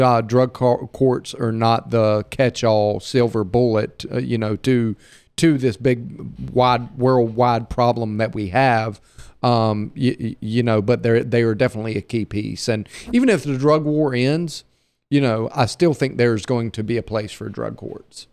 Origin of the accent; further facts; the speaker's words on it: Hattiesburg, Mississippi, United States; I'm I'm a native Mississippian too. Uh, like her, I was born and raised in Hattiesburg